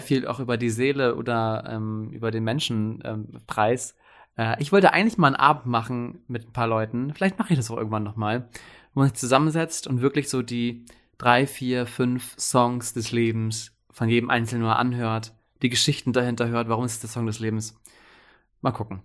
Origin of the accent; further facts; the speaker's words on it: Wilhelmshaven, Lower Saxony, Germany; wir kommen beide aus Wilhelmshaven